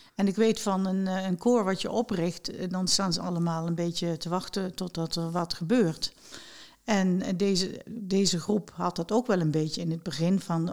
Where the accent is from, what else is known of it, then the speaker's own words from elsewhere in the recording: Mook, Limburg, Netherlands; toen ik een, een kind was en ik zat op de lagere school, en op de lagere meidenschool in eh, mijn geboorteplaats Mook